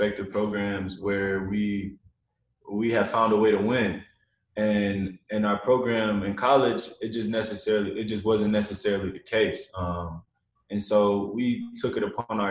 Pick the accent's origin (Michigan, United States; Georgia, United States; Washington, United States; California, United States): Michigan, United States; Flint; born and raised in Flint, Michigan